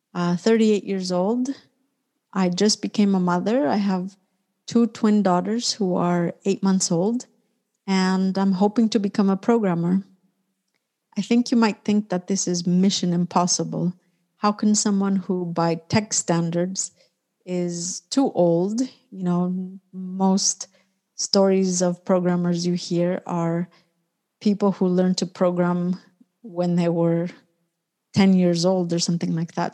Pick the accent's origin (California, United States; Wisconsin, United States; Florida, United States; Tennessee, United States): California, United States; Orange County; moved away as an adult; also born or lived in Mexico City, Mexico / San Francisco Bay Area, United States; now in Barcelona, Spain; I was born in Mexico City, and I grew up in Orange County, which is a city or an area about 1 hour south of Los Angeles.